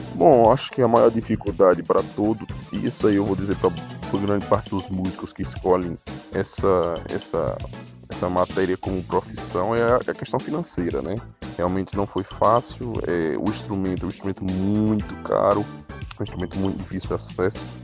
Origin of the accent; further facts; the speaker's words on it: Juazeiro, Bahia, Brazil; also born or lived in Rio de Janeiro; Eu sou um filho da terra, eu nasci aqui em Juazeiro